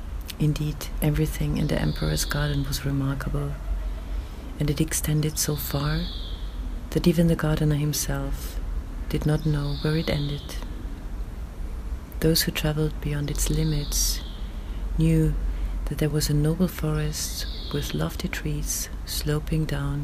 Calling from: Vienna, Austria; I'm reading from Vienna at about 6 o'clock in the morning.

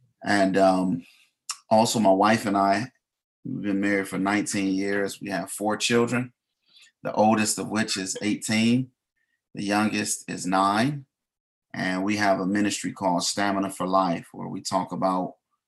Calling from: Detroit, Michigan, United States; I'm coming from Detroit, Michigan.

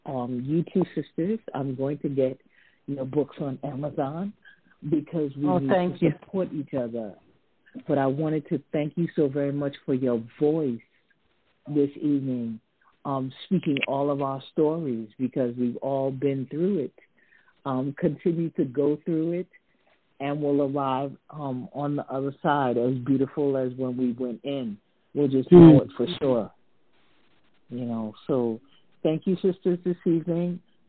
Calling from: British Virgin Islands; Yes, I'm calling you from the British Virgin Islands.

